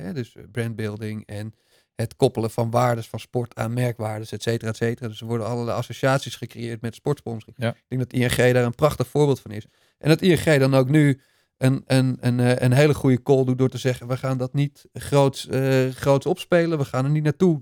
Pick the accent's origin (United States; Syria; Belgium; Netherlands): Netherlands; zijn we toch als Nederlanders toch ook maar weer Nederlanders.